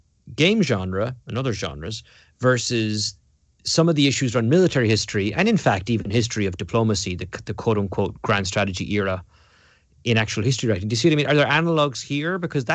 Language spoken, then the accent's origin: English; Munster, Ireland; You know, I was growing up in County Cork and in Ireland in the 1980s and 1990s, and Cork's colours are red and white.